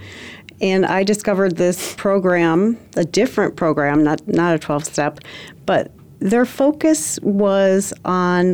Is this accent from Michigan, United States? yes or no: yes; Michigan, United States; I grew up in Michigan, a pretty small town with middle-class parents